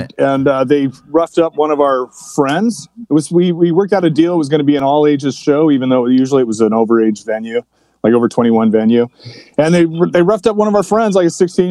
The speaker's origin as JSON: {"language": "English", "town": "Garden Grove", "region": "California", "country": "United States", "tie": "born or raised there", "lives_now": "Sunset Beach, United States", "said": "I grew up in Garden Grove"}